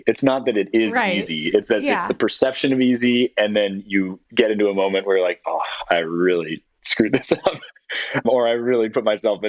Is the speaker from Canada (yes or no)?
no; London, United Kingdom; moved away; also born or lived in San Francisco, United States; I grew up in London and I moved from San Francisco when I was 6.